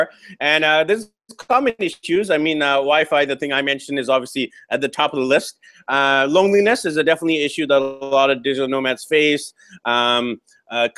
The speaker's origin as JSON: {"language": "English", "town": "Vancouver", "region": "British Columbia", "country": "Canada", "tie": "born or raised there", "said": "back in my hometown of Vancouver, BC, Canada"}